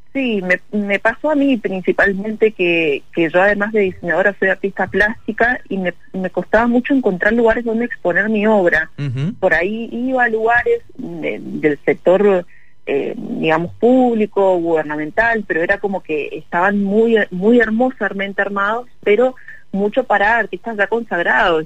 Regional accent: Mendoza, Argentina; nos representa como mendocinos, como argentinos

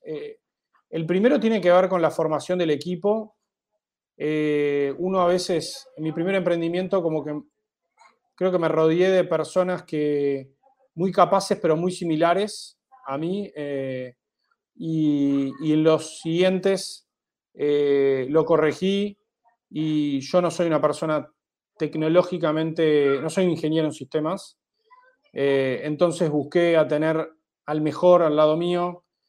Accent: Uruguay; moved away as an adult; now in Mexico City, Mexico; mi país de origen, en Uruguay. Los tres fundadores somos uruguayos

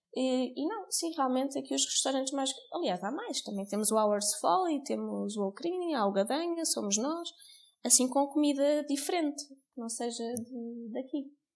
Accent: Cascais, Lisbon, Portugal; moved away as an adult; now in Alentejo, Portugal; eu não sou daqui, sou de Cascais e jamais pensei viver aqui

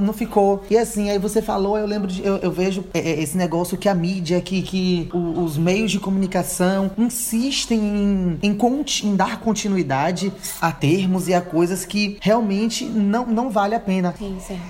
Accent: Bahia, Brazil; accent: Bahian; baiano fala é assim. Beleza, a gente fala nosso sotaque

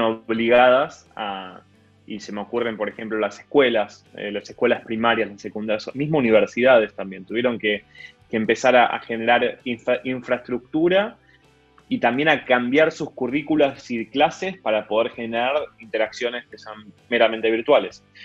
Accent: Argentina; nosotros como argentinos

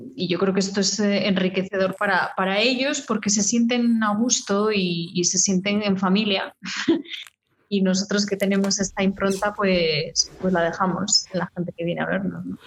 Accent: León, Castile and León, Spain; soy de León

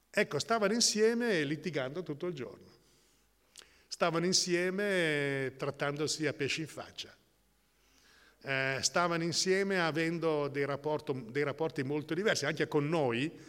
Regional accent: Modena, Emilia-Romagna, Italy; born there; io sono nato a Modena

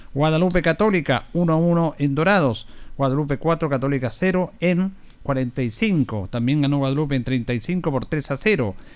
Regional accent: Linares, Maule, Chile; Nosotros que somos de Linares

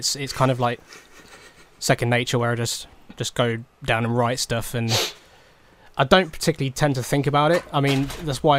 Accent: United Kingdom; accent: British; my overly British accent

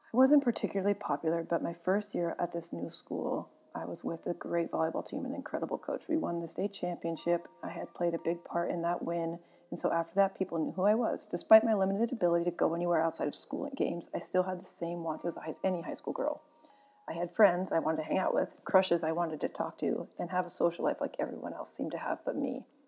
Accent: Sonoma, California, United States; also born or lived in Santa Rosa, California; I grew up with both my parents and my older sister in Northern California

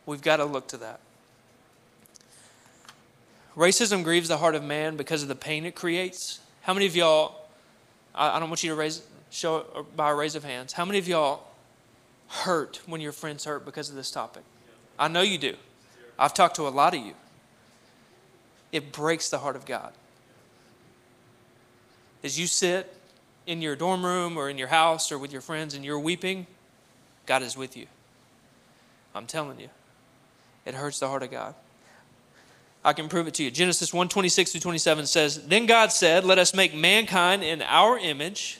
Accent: Cabot, Arkansas, United States; I grew up in Cabot, Arkansas, where there was less than 1% people of color

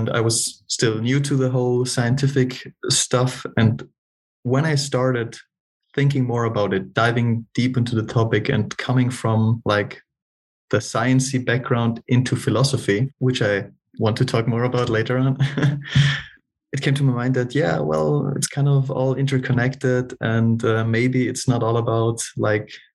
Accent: South Tyrol, Trentino-Alto Adige, Italy; moved away as an adult; now in Munich, Germany; I was born in Northern Italy, like little country of South Tyrol in the mountains

